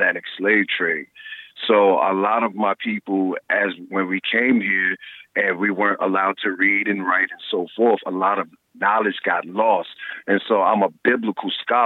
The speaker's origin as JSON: {"language": "English", "region": "South Carolina", "country": "United States", "tie": "born or raised there", "also_born_or_lived": "New York / Atlanta", "moved": "yes", "said": "I grew up in the South. And, you know, I left down south because, you know, I'm from South Carolina"}